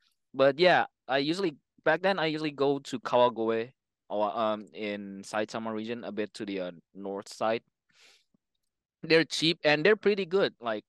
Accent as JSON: {"language": "English", "country": "Indonesia", "tie": "born or raised there", "second_language": "English", "lives_now": "Japan", "said": "Like, I don't know about Europe, but in Asia, like in Indonesia, in my hometown, it's kind of the same thing"}